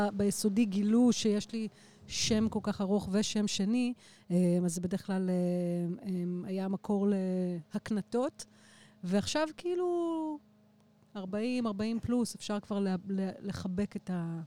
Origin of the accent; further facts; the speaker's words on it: Israel; אני גרה בבית שנולדתי וגדלתי בו